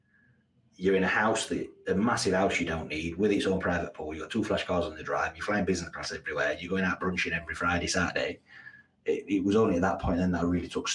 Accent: Yorkshire and the Humber, United Kingdom; moved away as an adult; also born or lived in Abu Dhabi; I'm from Yorkshire as well

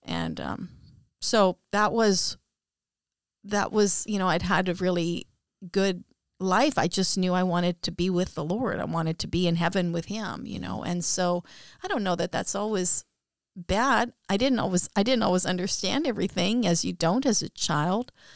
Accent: Abbotsford, British Columbia, Canada; also born or lived in Aldergrove; I grew up in Abbotsford in British Columbia, Canada. And I grew up in Aldergrove.

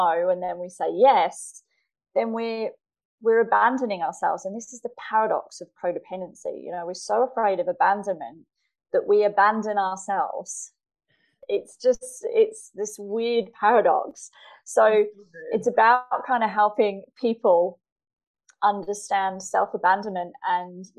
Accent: England, United Kingdom; now in Australia; I live in Australia now, I'm originally from England

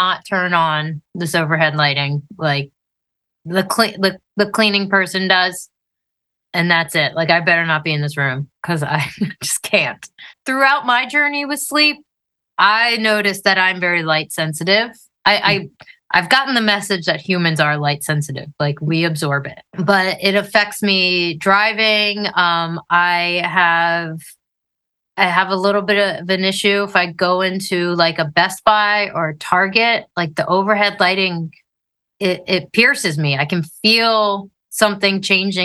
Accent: Northern Maryland, United States; I grew up Northern Maryland, way up near the Mason-Dixon line

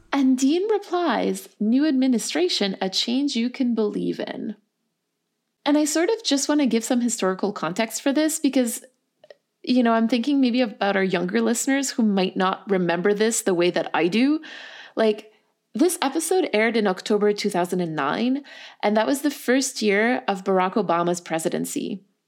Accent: Canada; We're two Canadian people and a Canadian producer

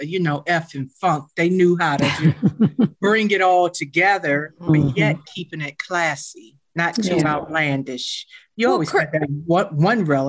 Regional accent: Durham, North Carolina, United States; growing up in Durham, my parents retired from North Carolina Central University

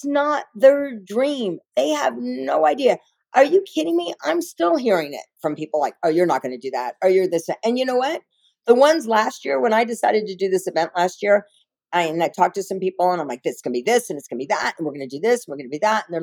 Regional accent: the South, United States; I'm a little Jewish girl from the South.

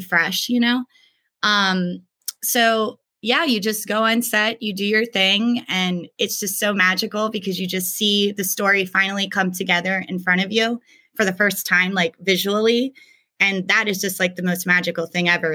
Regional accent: York, Pennsylvania, United States; moved away as an adult; also born or lived in Hanover, Pennsylvania; I was raised in York, Pennsylvania

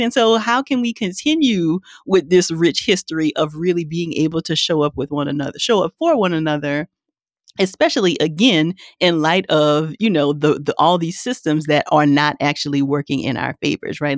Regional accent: Louisiana, United States; I'm from Louisiana

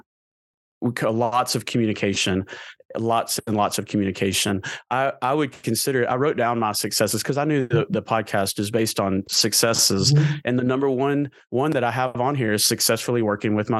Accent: Murfreesboro, Tennessee, United States; I grew up in Murfreesboro, Tennessee.

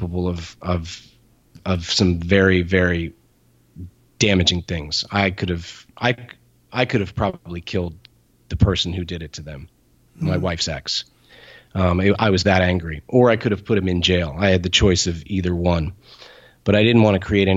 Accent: Ireland; I'm Irish

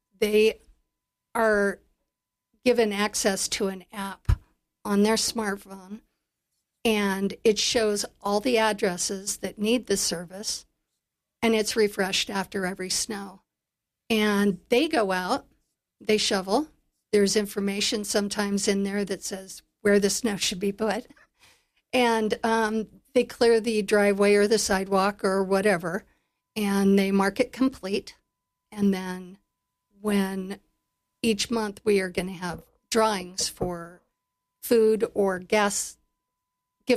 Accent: Big Horn, Wyoming, United States; I grew up here. I grew up in Bighorn, and I was raised to be in service.

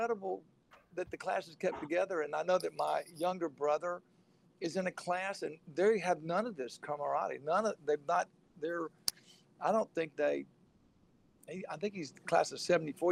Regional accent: Rome, Georgia, United States; now in Dallas, United States; I grew up in Rome. I was a day student

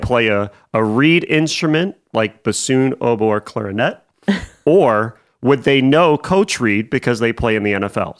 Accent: near Cleveland, Ohio, United States; moved away; born and raised near Cleveland

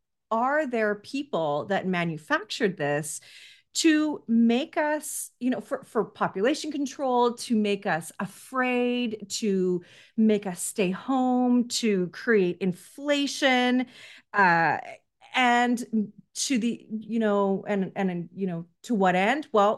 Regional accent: Canada; which I'm a Canadian, so I do love that too.

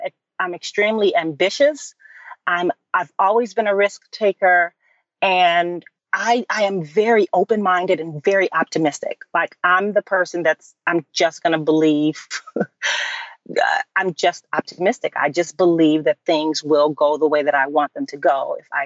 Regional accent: Chicago, Illinois, United States; moved away as an adult; also born or lived in New York; I transitioned into producing for the stage in Chicago, which is my hometown.

